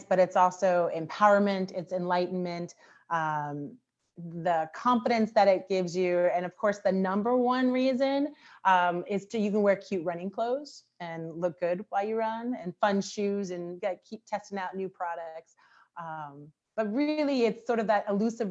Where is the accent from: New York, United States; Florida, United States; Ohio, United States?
Ohio, United States; Cincinnati; moved away as an adult; also born or lived in Pittsburgh, Pennsylvania; now in Hartford, United States; originally born in Pittsburgh, Pennsylvania, but I grew up in Cincinnati, Ohio. I'm a Midwesterner at heart